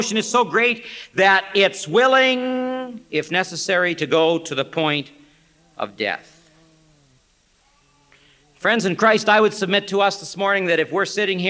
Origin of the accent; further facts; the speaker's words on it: Canada; also born or lived in Wheaton, Illinois; I am from Canada